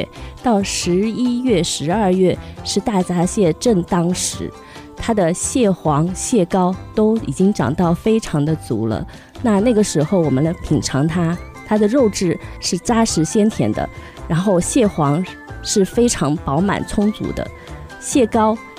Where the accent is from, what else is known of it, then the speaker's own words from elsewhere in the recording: Suzhou, Jiangsu, China; 来自风景秀丽的江南水乡苏州。